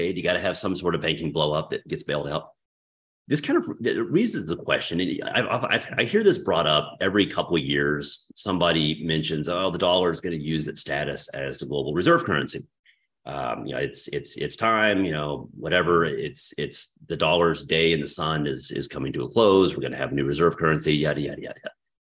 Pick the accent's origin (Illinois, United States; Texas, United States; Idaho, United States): Texas, United States; I mean, I am from Texas. That's not that far fetched.